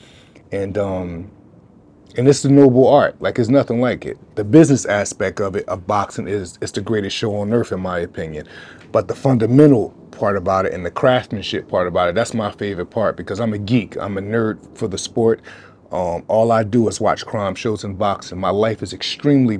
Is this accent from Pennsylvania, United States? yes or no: yes; Philadelphia, Pennsylvania, United States; I was born and raised in North Philadelphia.